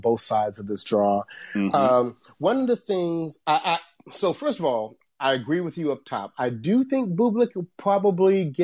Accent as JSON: {"language": "English", "town": "Shreveport", "region": "Louisiana", "country": "United States", "tie": "born or raised there", "said": "Shreveport, Louisiana, you know, right. My hometown."}